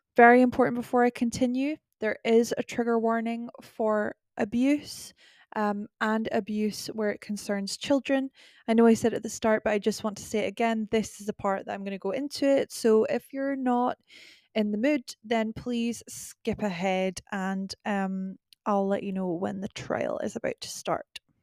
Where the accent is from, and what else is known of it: Scotland, United Kingdom; accent: Scottish